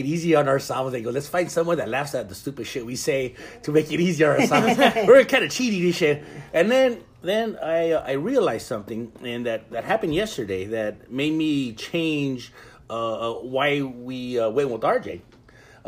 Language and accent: English; Ensenada, Baja California, Mexico; I was born in Ensenada, and I grew up eating clams and pata de mula